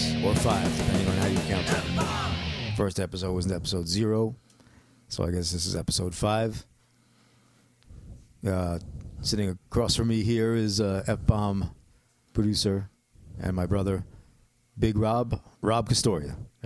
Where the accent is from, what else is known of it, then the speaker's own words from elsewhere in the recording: Whitestone, New York, United States; I don't know these little areas.